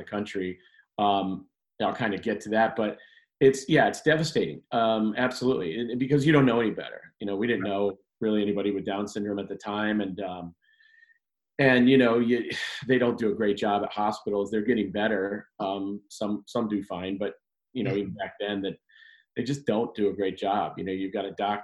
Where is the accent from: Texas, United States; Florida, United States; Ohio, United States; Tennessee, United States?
Ohio, United States; Cleveland; also born or lived in Chicago, Illinois / Medina, Ohio; I'm from Cleveland area